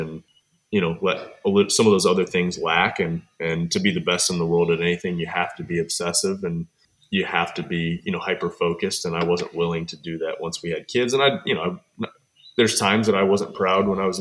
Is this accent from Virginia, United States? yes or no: no; Cookeville, Tennessee, United States; also born or lived in Michigan; When I was four and a half, we moved to Cookeville, and I've been here ever since, so about 30 years